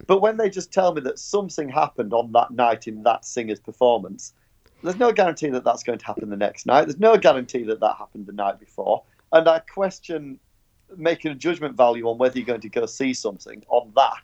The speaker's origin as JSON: {"language": "English", "region": "Yorkshire and the Humber", "country": "United Kingdom", "said": "I'm from Yorkshire."}